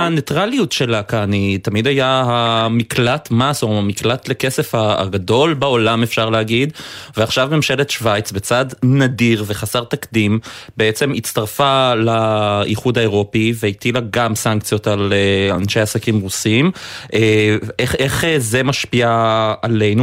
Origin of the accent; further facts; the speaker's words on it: Haifa, Haifa District, Israel; אני חיפאי במקור